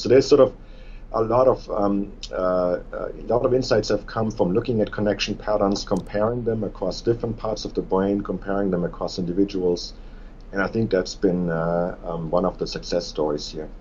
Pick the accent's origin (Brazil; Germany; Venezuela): Germany; moved away as an adult; also born or lived in Tübingen, Germany; now in Bloomington, United States; I was born in Germany